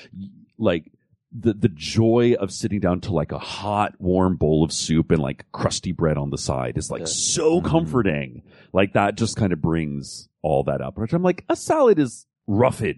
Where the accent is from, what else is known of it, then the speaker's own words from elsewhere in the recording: the South, United States; growing up in the South